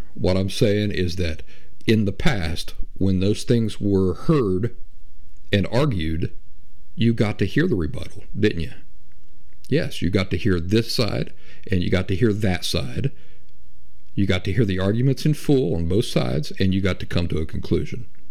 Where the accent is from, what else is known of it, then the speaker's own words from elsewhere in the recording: Appalachia, United States; I grew up in the Appalachian backwoods